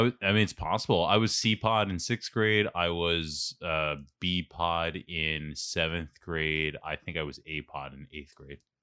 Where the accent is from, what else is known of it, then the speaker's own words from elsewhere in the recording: Philadelphia, Pennsylvania, United States; accent: Philly; moved away as an adult; also born or lived in Stamford, Connecticut; it took a month for people to hook onto my accent. I never realized how Philly I was